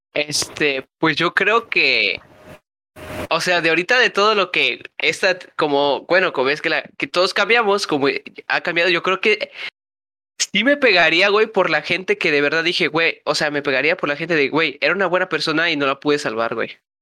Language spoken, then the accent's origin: Spanish; Mexico; somos mexicanos